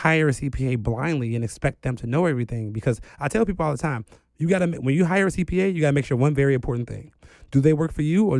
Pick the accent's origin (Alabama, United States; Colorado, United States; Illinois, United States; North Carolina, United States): Illinois, United States; Chicago; Like, coming into my career, I'm still from the South Side of Chicago, and I understand poverty